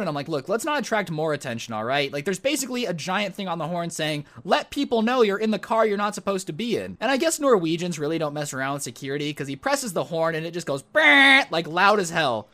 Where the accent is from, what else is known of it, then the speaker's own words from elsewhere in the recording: United States; I'm from America where Teslas are still pretty rare